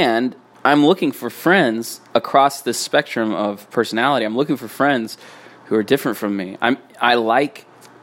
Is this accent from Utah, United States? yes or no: yes; Utah, United States; I grew up in Utah.